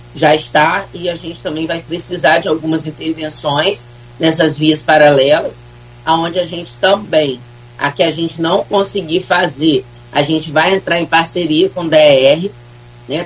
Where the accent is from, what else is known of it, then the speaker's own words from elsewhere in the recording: Brazil; eu sou de São Francisco, fui criado ali